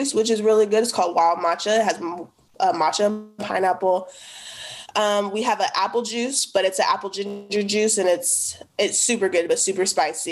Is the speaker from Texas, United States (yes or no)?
no; the Northeast, Oregon, United States; where I grew up in the Northeast